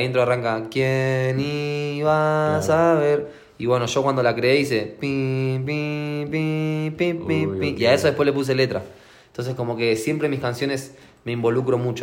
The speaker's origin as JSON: {"language": "Spanish", "country": "Argentina", "said": "Yo soy de Argentina"}